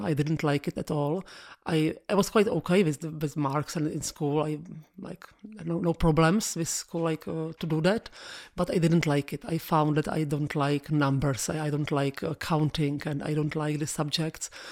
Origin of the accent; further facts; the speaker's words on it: Prague, Czechia; English is a second language; I'm from Prague. I born in Prague